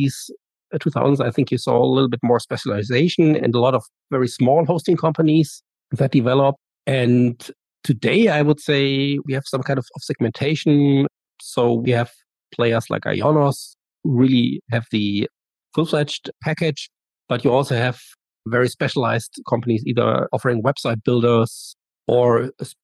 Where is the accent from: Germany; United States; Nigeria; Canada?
Germany; I'm from Germany, and I decided to go to the US to study abroad for a year